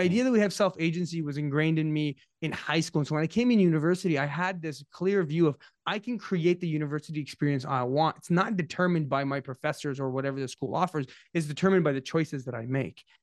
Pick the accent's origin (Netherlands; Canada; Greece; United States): Canada; Ottawa, Ontario; I'm from Ottawa